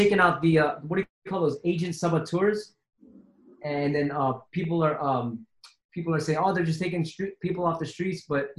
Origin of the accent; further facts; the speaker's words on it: San Francisco, California, United States; I come from San Francisco. So we're like a 7 by 7 mile radius, like 7 miles by 7. It's a little ass city with every freaking nationality in it possible.